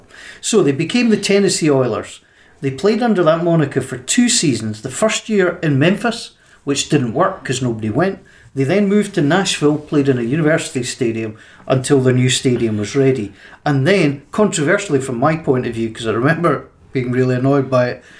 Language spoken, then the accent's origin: English; Scotland, United Kingdom